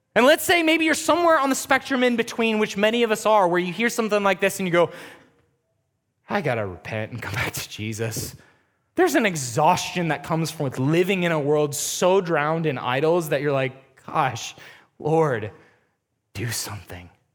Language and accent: English; United States; being an American Christian